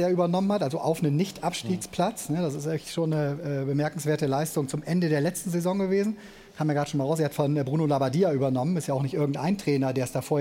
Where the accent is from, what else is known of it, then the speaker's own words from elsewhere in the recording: Cologne, North Rhine-Westphalia, Germany; wir kommen ja aus Köln beide